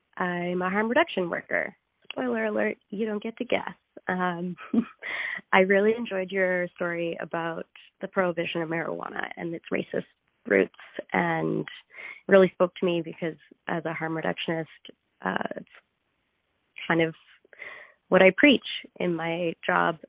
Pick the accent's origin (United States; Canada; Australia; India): Canada; Yukon; I'm from the Yukon